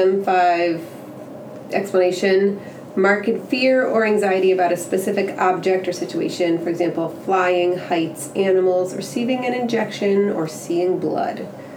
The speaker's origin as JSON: {"language": "English", "town": "Chicago", "region": "Illinois", "country": "United States", "moved": "yes", "lives_now": "Texas, United States", "said": "I'm from the Chicago area originally."}